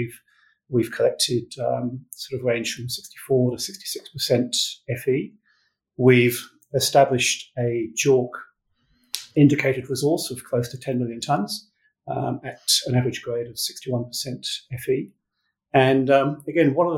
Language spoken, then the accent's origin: English; England, United Kingdom; moved away as an adult; also born or lived in New Zealand; now in Perth, Australia; I'm from England